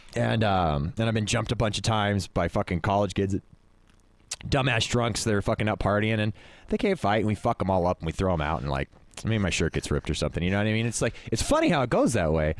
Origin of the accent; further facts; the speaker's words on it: Stockton, California, United States; growing up in Stockton